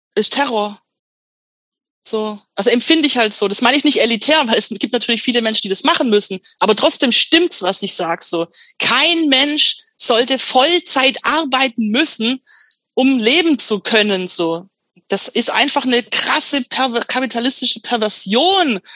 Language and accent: German; Swabia, Baden-Württemberg, Germany; accent: Swabian; now in Stuttgart, Germany; dass ich so mir das Schwäbisch abtrainiere